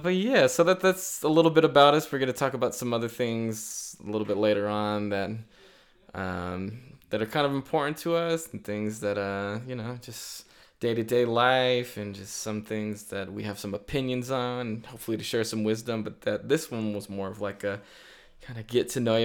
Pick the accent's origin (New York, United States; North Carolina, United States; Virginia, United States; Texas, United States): Virginia, United States; also born or lived in Rexburg, Idaho; now in Utah, United States; growing up in Virginia